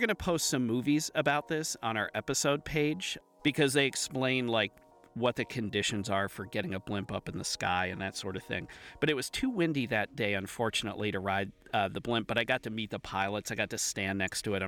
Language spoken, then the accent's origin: English; Akron, Ohio, United States; moved away; I grew up near Akron